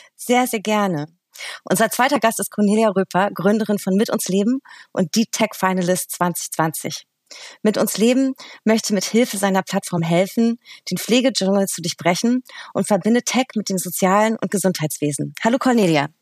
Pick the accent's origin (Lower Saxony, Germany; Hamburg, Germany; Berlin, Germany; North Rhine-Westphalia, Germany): Berlin, Germany; aus meiner Heimatstadt und unserer schönen Hauptstadt Berlin